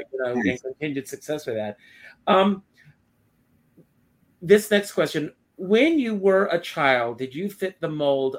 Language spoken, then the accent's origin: English; Conway, South Carolina, United States; I was the oldest of four. And growing up in Conway, South Carolina